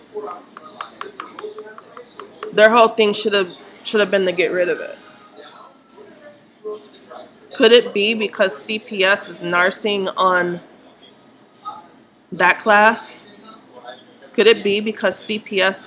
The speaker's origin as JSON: {"language": "English", "region": "Minnesota", "country": "United States", "tie": "born or raised there", "said": "I grew up in Minnesota"}